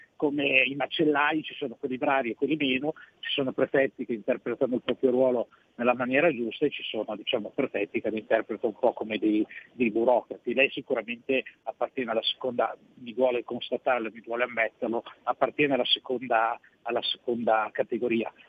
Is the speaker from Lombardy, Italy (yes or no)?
yes; Milan, Lombardy, Italy; sono di Milano, eh, e l'abbiamo avuto anche come prefetto nella nostra città